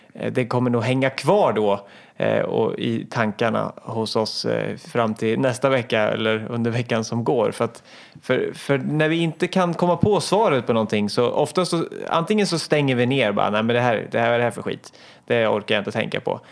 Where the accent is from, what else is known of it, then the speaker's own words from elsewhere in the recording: Hallsberg, Örebro County, Sweden; jag är åtta år, jag kommer från Hallsberg